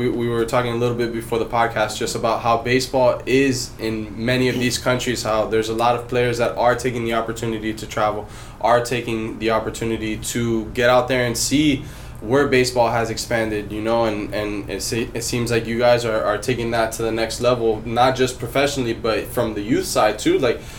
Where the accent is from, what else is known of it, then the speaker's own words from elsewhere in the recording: Miami, Florida, United States; now in Los Angeles, United States; Right now I'm living in LA. I'm originally from Miami, but I'm living in LA right now.